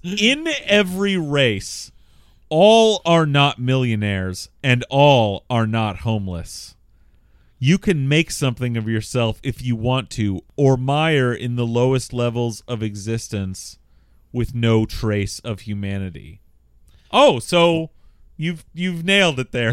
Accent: Bothell, Washington, United States; I am from Bothell

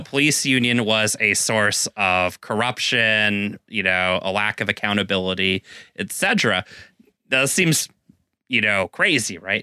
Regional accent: Texas, United States; now in Seattle, United States; as a Texan

